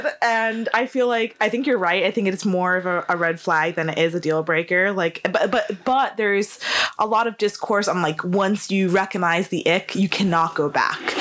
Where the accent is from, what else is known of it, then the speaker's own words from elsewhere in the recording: United States; now in Leeds, United Kingdom; I'm American